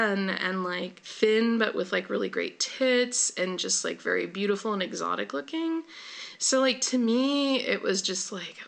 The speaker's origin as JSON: {"language": "English", "area": "Bay Area", "region": "California", "country": "United States", "also_born_or_lived": "Oakland", "moved": "yes", "said": "I'm from the Bay Area."}